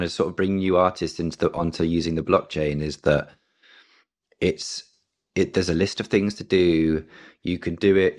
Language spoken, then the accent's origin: English; London, United Kingdom; I'm born and raised in London. Um, I've always been here.